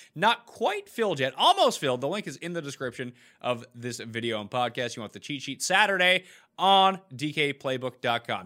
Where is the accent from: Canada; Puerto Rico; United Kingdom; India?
Canada; two Canadians